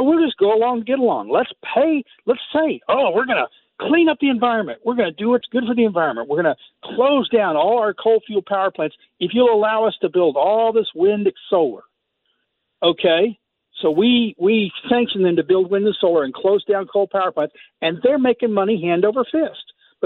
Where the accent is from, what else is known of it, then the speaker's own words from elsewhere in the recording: Texas, United States; I grew up in Texas